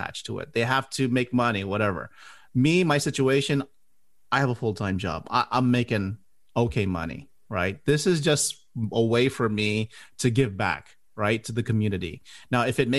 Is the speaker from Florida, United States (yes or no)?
yes; Miami, Florida, United States; moved away as an adult; now in Orlando, United States; I'm originally from Miami, and I moved here to the Orlando